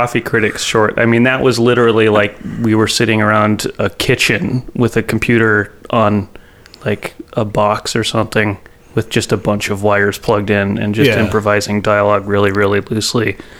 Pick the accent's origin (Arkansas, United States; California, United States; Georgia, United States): California, United States; Ukiah; I'm both from Ukiah, California, born and raised.